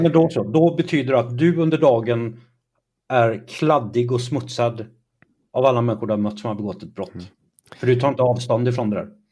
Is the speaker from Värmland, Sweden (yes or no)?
no; Kalmar, Kalmar County, Sweden; also born or lived in Trollhättan; Jag växte upp i Kalmar och i Trollhättan har jag växt upp.